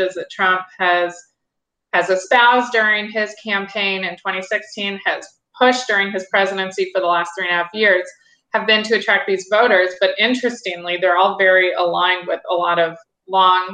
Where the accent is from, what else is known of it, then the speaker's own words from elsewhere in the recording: Nebraska, United States; I'm from Nebraska